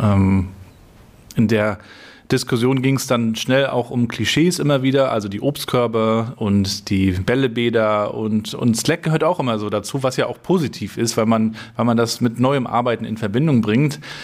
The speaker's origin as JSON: {"language": "German", "region": "Northern Germany", "country": "Germany", "also_born_or_lived": "Hamburg", "said": "Du bist ja Nordlicht, so wie ich auch"}